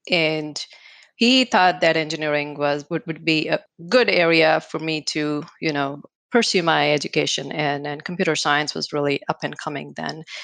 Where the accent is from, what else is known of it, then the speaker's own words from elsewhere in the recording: Wisconsin, United States; I'm from Wisconsin.